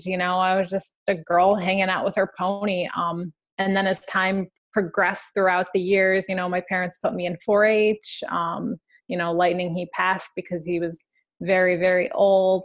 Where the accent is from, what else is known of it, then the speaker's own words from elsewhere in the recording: Ohio, United States; now in Glendale, United States; I grew up in Ohio on a 400-acre dairy farm